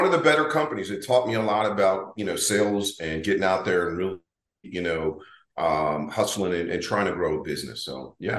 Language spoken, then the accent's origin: English; Delaware, United States; moved away; I'm from the East Coast. I'm originally from Delaware.